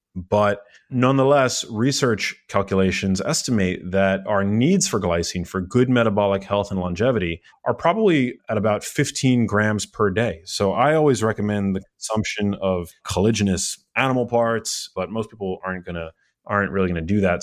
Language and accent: English; New York City, New York, United States; I grew up in New York City